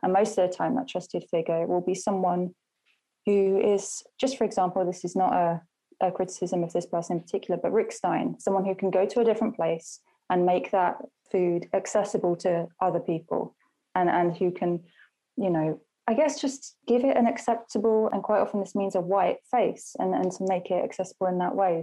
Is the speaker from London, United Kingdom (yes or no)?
no; Southend-on-Sea, East of England, United Kingdom; moved away; I recently went back to my hometown in Southend